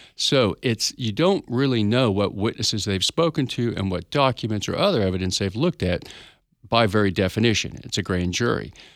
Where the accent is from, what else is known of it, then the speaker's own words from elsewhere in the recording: Tulsa, Oklahoma, United States; I'm from Tulsa, Oklahoma. I'm an attorney here, been here about, oh, all my life